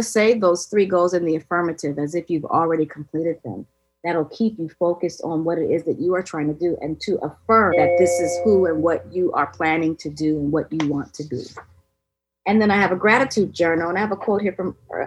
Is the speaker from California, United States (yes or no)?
yes; California, United States; I'm a flip-flop head growing up in California